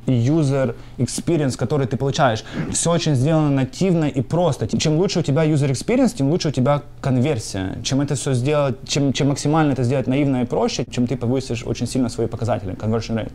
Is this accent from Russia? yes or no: no; Sumy, Sumy Oblast, Ukraine; moved away as an adult; also born or lived in North Dakota / New Jersey / Pennsylvania; now in United States; Я родился в городе Сумы э, и жил там до 2008 года